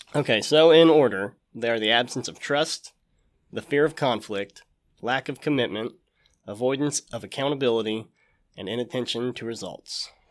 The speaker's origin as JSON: {"language": "English", "town": "Jackson", "region": "Ohio", "country": "United States", "said": "We got two kids, Henry and Clara, and we're from Jackson"}